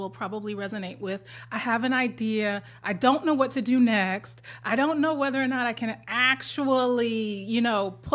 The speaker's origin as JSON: {"language": "English", "town": "New York City", "region": "New York", "country": "United States", "said": "I'm a New Yorker"}